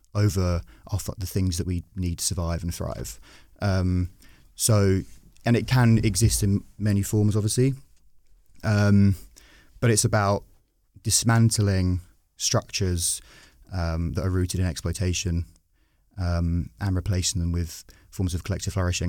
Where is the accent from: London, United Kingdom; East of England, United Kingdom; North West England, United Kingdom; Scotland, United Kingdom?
East of England, United Kingdom; Brentwood; I grew up in Brentwood, which is a very, uh, safe Tory seat